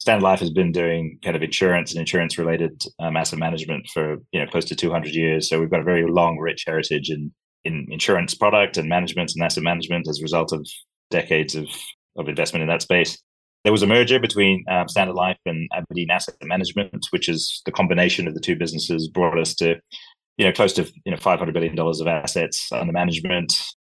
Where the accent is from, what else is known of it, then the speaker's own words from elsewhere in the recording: Sri Lanka; also born or lived in Africa / New Zealand; now in Scotland, United Kingdom; I grew up in Africa. I'm Sri Lankan originally. Dad's last posting was in New Zealand